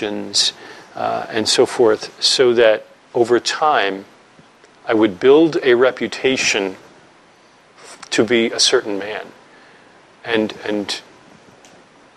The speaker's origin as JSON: {"language": "English", "region": "New York", "country": "United States", "said": "I'm from New York"}